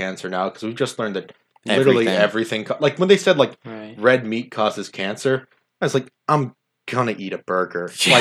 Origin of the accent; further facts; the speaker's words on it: Mid-Atlantic, United States; accent: Mid-Atlantic (Baltimore, Philadelphia); It says that I'm from the Mid-Atlantic.